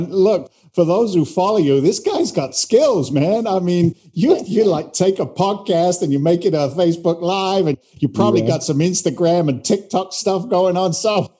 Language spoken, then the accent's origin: English; England, United Kingdom; accent: Boston and London, a little bit of New York; now in United States; because I'm an immigrant to the United States. I came from England originally back in 86.